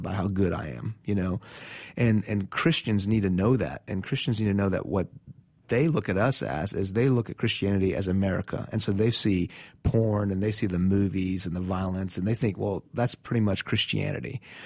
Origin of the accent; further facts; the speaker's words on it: Iran; now in United States; coming from Iran